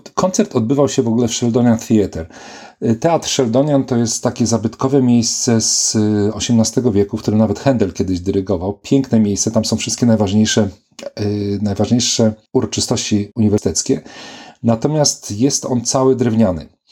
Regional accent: Poland; moved away; also born or lived in Poznań / Warsaw / Manchester / Oxford; Urodziłem się w Szczycinie

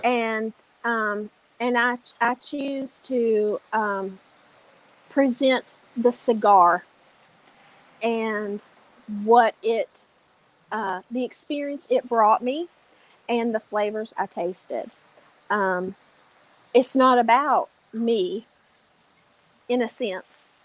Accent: Appalachia, United States; I'm Southern. Yeah. And I'm Appalachian.

